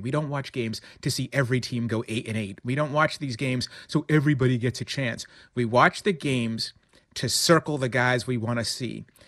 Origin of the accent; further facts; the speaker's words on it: Boston, Massachusetts, United States; as a New Englander, as a Bostonian